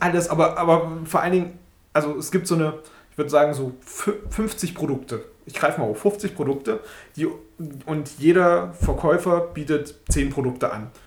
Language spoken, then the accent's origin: German; Germany; wir als Deutsche